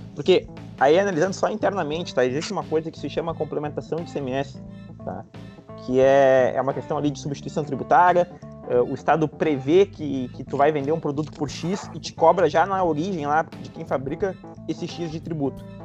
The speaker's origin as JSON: {"language": "Portuguese", "region": "Rio Grande do Sul", "country": "Brazil", "said": "todos nós aqui falando somos, somos gaúchos"}